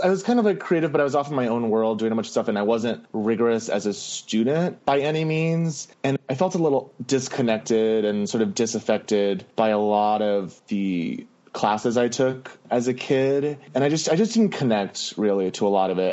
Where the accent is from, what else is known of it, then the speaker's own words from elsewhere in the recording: Miami, Florida, United States; moved away as an adult; also born or lived in Chicago / New York City; growing up in Miami was just an interesting experience